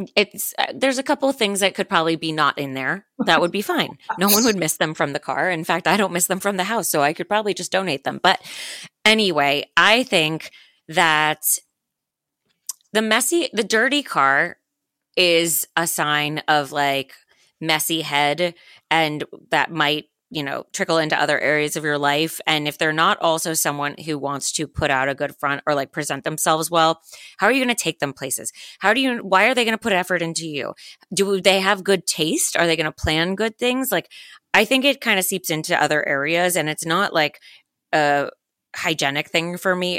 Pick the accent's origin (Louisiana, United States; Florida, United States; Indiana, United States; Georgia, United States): Florida, United States; Miami; I am from Miami